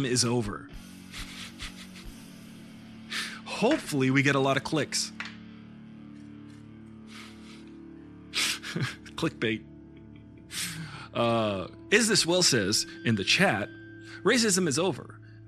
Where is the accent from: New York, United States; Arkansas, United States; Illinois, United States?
New York, United States; Long Island; moved away as an adult; now in Los Angeles, United States; I come from Long Island